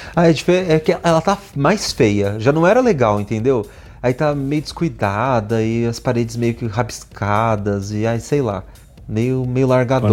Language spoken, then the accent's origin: Portuguese; Brazil; eu sou brasileiro